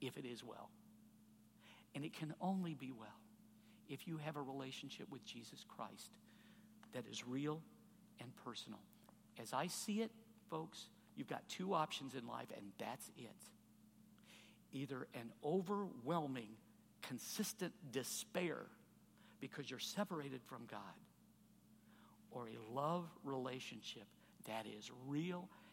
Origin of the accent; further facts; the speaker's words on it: Chicago, Illinois, United States; now in Indianapolis, United States; I grew up on the Chicago suburbs.